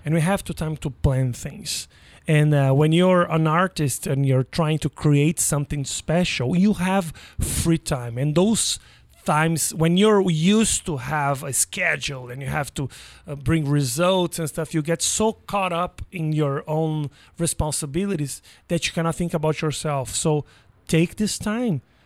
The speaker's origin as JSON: {"language": "English", "country": "Brazil", "moved": "yes", "lives_now": "United States"}